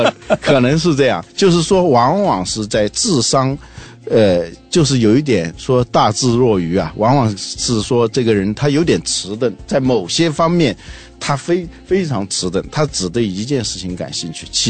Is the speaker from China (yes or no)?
yes; Guangzhou, Guangdong, China; 啊，现在我广州人都知道有个万家百货